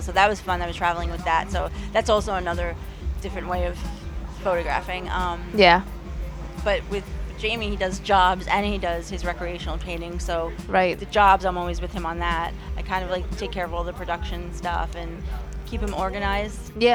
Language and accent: English; Long Island, New York, United States; Long Island, born and raised